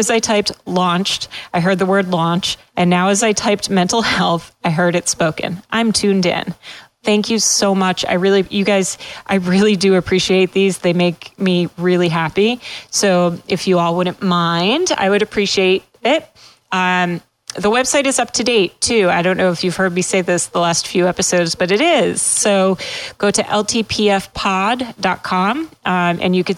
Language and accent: English; Massachusetts, United States; moved away as an adult; also born or lived in Pennsylvania; I'm from New England. I grew up in Massachusetts, but I went to law school in Pennsylvania.